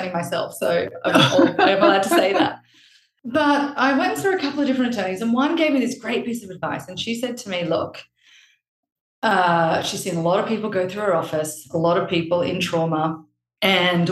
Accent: Australia; now in Palm Beach, United States; I'm actually Australian

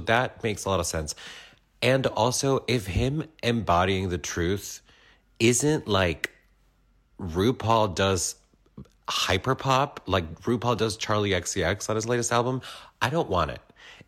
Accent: Peru; I'm from Peru.

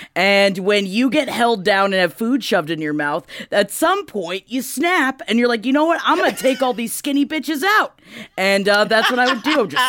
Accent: New York City, New York, United States; we grew up in Queens

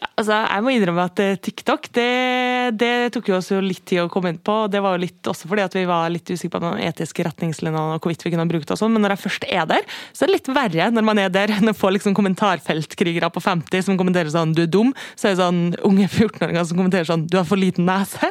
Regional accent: Kristiansund, Møre og Romsdal, Norway; Jeg er fra Kristiansund

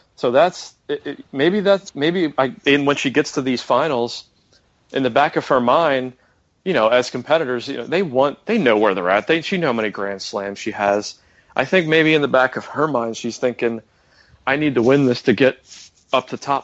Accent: United States; I'm American

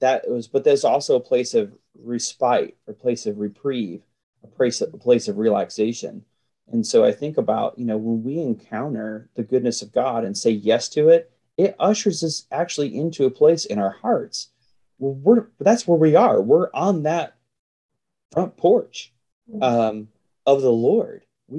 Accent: the South, United States; as a Southerner, to me, just the word porch right there, there's five porches.

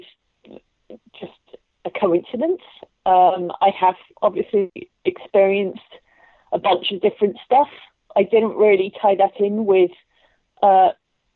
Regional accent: Luton, East of England, United Kingdom; I grew up in Luton

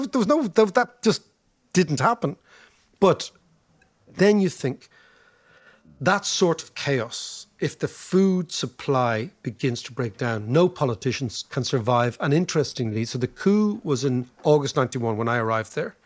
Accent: Ireland

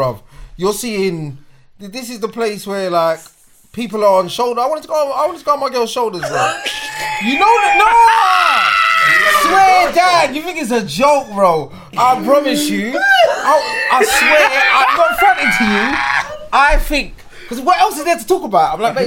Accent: Hackney, London, United Kingdom; And this is how you know I'm from Hackney.

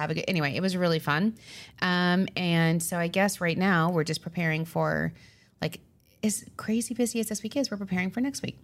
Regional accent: Long Island, New York, United States

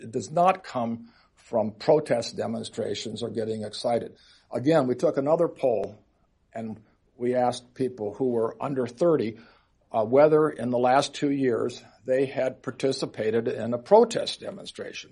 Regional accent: Seattle, Washington, United States; in my hometown of Seattle

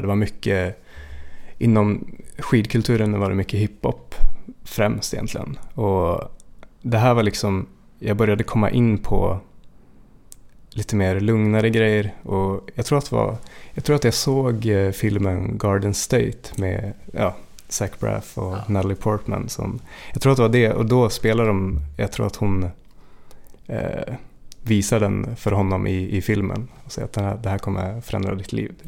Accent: Jämtland, Sweden; moved away; jag är uppväxt i, i Jämtland

